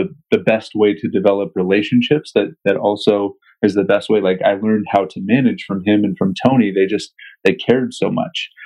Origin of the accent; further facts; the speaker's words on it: King County, Western Washington, United States; I'm originally from Eastern Washington, but grew up in Western Washington in King County